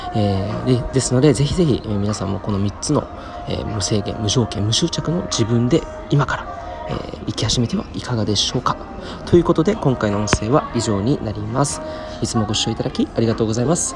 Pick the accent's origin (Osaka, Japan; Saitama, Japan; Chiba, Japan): Saitama, Japan; 地元の埼玉新都心駅にあるコクーンっていうね、大きなショッピングセンターがあるんですけど